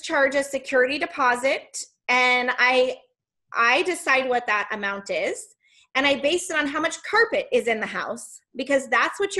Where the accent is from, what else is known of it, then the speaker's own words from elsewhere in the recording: Missouri, United States; I'm from Missouri, and it's the show me state